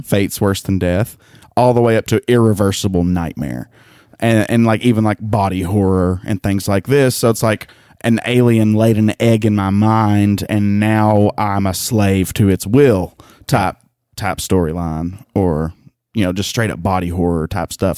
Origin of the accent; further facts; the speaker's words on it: the South, United States; I'm from the South.